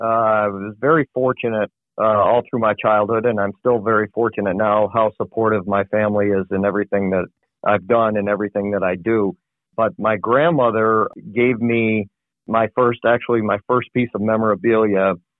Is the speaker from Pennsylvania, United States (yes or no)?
no; Manlius, New York, United States; moved away as an adult; also born or lived in Syracuse, New York; Yes, I actually was born in Syracuse, New York. I grew up in Manlius, New York, which is about 10 miles outside of Syracuse. We lived there even when, at the time I was born, but the hospital was in Syracuse.